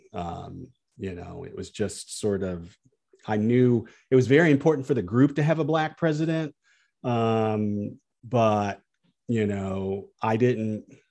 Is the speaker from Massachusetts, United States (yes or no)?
no; Peoria, Illinois, United States; I grew up in Peoria